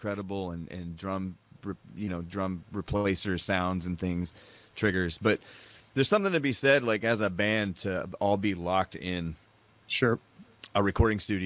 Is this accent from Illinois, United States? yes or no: yes; Carbondale, Illinois, United States; we're from Carbondale, Illinois